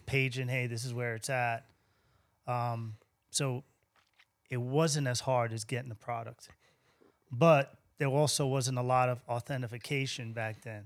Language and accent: English; Central Islip, New York, United States; moved away as an adult; also born or lived in Brooklyn / Miami; now in San Antonio, United States; I grew up in Central Islip, uh, graduated high school, and I ma, I moved to Brooklyn